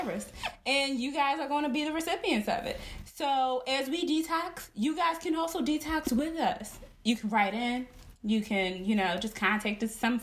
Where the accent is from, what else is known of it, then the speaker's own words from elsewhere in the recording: Philadelphia, Pennsylvania, United States; I'm from North